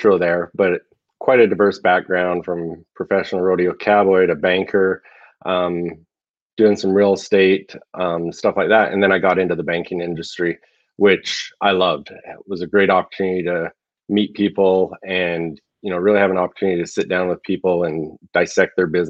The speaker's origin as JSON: {"language": "English", "region": "Southern Alberta", "country": "Canada", "tie": "born or raised there", "moved": "as an adult", "lives_now": "Arizona, United States", "said": "I grew up in Southern Alberta, lived there till 2016. And then because of what we were trying to do with some of the things with Kodiak Mountain Stone, I actually moved to Arizona at that time"}